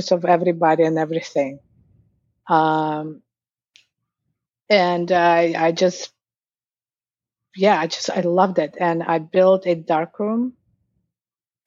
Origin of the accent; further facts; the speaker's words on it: Ufa, Bashkortostan, Russia; moved away as an adult; now in New York City, United States; in Russia, I'm from Ufa. It's the capital of Bashkortostan, on tip of the Ural Mountains in Russia.